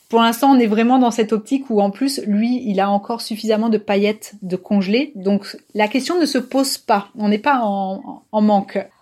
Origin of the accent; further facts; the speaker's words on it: Toulouse, Occitania, France; je suis toulousaine